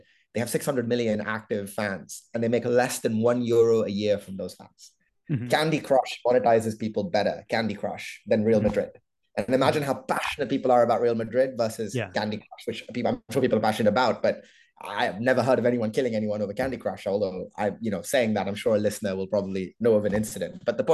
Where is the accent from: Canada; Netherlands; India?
India; I'm Indian